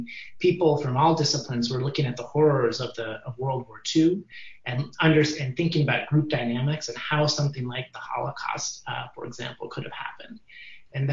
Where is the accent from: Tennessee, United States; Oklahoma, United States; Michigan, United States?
Michigan, United States; Ann Arbor; moved away as an adult; also born or lived in New Haven, Connecticut; now in Stanford, United States; I was brought up in Ann Arbor